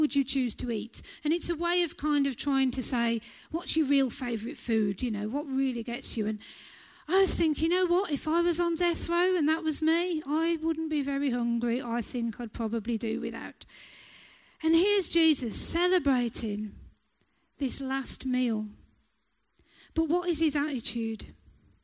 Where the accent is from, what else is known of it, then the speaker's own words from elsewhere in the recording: England, United Kingdom; us as English people